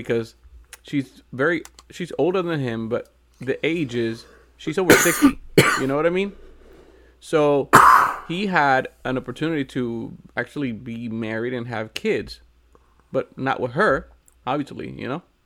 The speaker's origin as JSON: {"language": "English", "country": "Puerto Rico", "said": "I'm from Puerto Rico"}